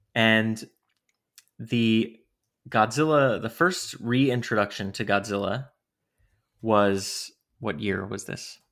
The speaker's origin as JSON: {"language": "English", "region": "New York", "country": "United States", "tie": "born or raised there", "said": "Growing up in New York, too, having that connection with New York"}